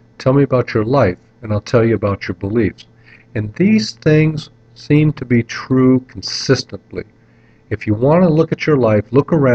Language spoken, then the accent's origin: English; North Kingsville, Ohio, United States; when I was a kid growing up in North Kingsville, Ohio